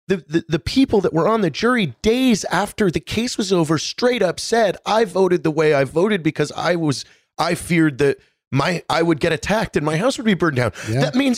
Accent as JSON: {"language": "English", "region": "Pacific Northwest", "country": "United States", "said": "I'm from the Pacific Northwest."}